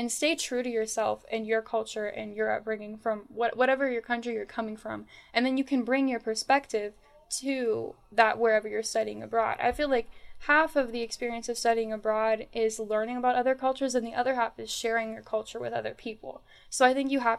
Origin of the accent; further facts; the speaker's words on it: Northern Virginia, United States; growing up in Northern Virginia